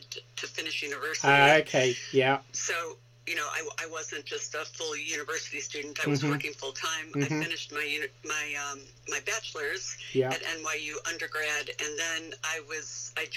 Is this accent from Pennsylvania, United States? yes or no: no; Michigan, United States; moved away as an adult; also born or lived in New York; I grew up in Michigan, which is the U.S. state that looks like a mitten